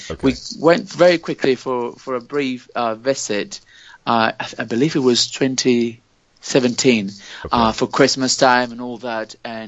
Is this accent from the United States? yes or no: no; La Línea de la Concepción, Andalusia, Spain; English is a second language; now in Granada, Spain; I'm Spanish and grew up in Spain